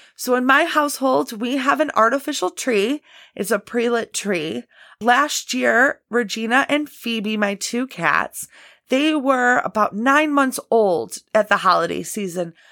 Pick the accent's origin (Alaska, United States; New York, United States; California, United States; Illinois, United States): Illinois, United States; I'm from Illinois and, you know, we do get some pretty brutal winters here in the Midwest. I'm just outside Chicago